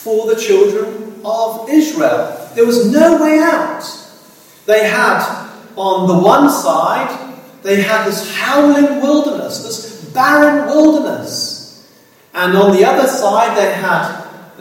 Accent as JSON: {"language": "English", "country": "South Africa", "tie": "born or raised there", "said": "growing up in South Africa"}